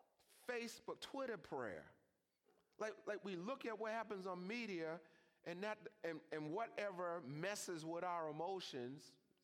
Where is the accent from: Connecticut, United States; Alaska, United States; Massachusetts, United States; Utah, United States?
Massachusetts, United States; I am from Massachusetts.